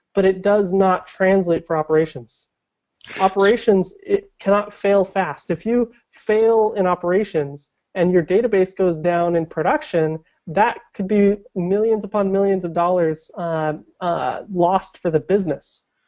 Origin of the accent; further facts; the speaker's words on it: Portland, Oregon, United States; I grew up in around Portland.